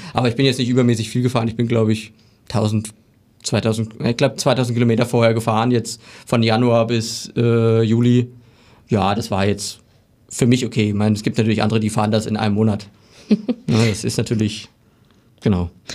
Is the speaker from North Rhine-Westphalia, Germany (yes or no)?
no; Barchfeld, Thuringia, Germany; ich komme aus Barchfeld, das ist in der Nähe von Bad Salzung